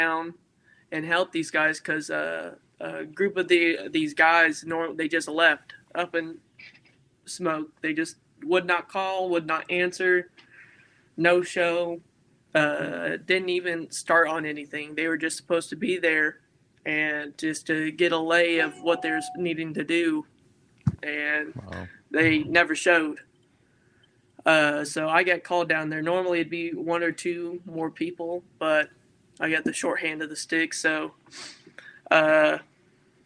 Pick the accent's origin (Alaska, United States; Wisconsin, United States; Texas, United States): Texas, United States; also born or lived in Amarillo, Texas / Houston, Texas; I'm from Amarillo, Texas. It's just where I was born. I spent a lot of time down in East Texas. That's where my grandparents primarily lived. And then whenever I was about 10 or 12, I had to move down to Houston for medical issues